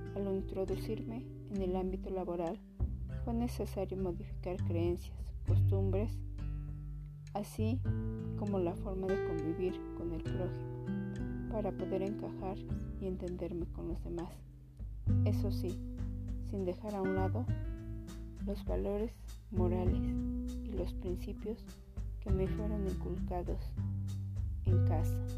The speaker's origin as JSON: {"language": "Spanish", "region": "Puebla", "country": "Mexico", "tie": "born or raised there", "said": "Nací en Puebla dentro de una familia tradicional mexicana"}